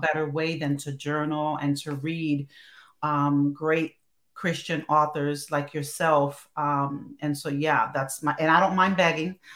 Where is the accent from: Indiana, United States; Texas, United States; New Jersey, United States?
New Jersey, United States; Newark; also born or lived in Chicago; now in Chambersburg, United States; Yeah, I'm originally from North New Jersey